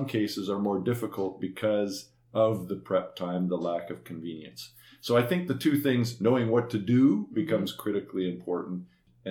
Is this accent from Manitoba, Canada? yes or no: yes; Eastern Manitoba, Canada; When I grew up in Eastern Manitoba longer ago than I care to remember